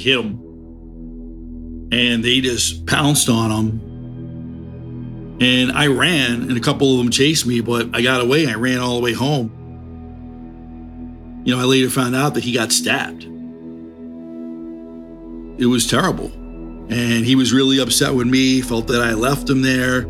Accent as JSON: {"language": "English", "town": "New York City", "region": "New York", "country": "United States", "tie": "born or raised there", "said": "I grew up in Harlem, right on the Harlem-Washington Heights border on Riverside Drive"}